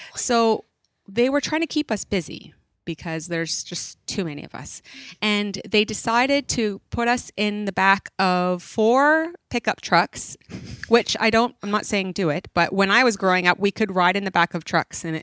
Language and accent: English; Stó:lō, Fraser Valley, British Columbia, Canada; also born or lived in Chilliwack; I am Stallo from the Fraser Valley here. I live in Chilliwack